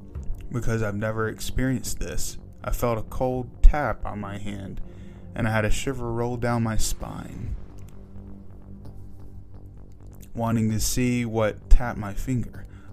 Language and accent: English; New York, United States; This was a time when I was growing up in New York. We actually had a summer house in Cape Cod and spent every other weekend there if we could.